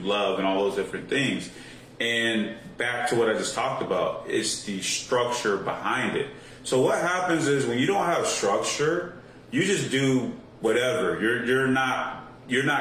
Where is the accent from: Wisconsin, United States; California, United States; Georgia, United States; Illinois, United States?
Illinois, United States; Chicago; growing up in the Chicago area